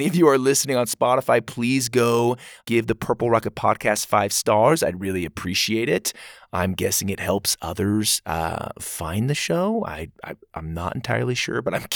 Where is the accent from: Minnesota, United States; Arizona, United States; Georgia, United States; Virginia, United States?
Arizona, United States; Gilbert; I'm from Gilbert, close to Phoenix